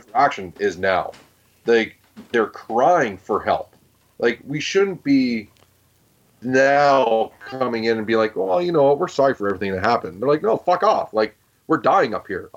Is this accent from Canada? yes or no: yes; Canada; As a Canadian and as a person that wants to raise children in this country